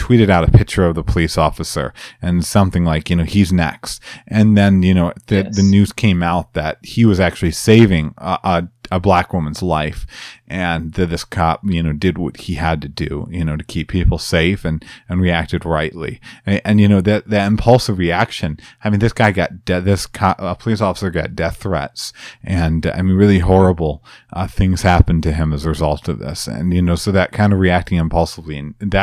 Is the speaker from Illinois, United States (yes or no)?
yes; Chicago, Illinois, United States; I'm from Chicagoland